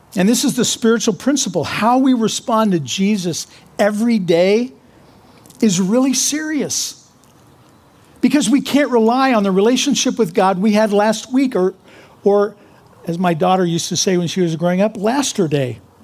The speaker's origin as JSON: {"language": "English", "region": "Kansas", "country": "United States", "said": "I'm from Kansas"}